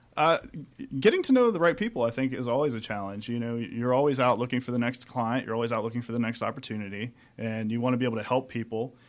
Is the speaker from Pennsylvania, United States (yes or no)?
yes; Pennsylvania, United States; moved away as an adult; also born or lived in Michigan; now in Atlanta, United States; I grew up in Pennsylvania